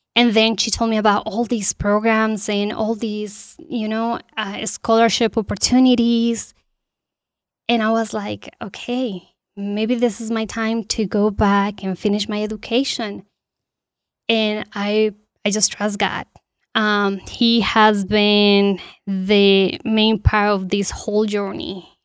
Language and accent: English; Bogotá, Colombia; moved away as an adult; also born or lived in Goshen, Indiana; now in Warsaw, United States; I'm original from Colombia. I was born and raised there in the capital.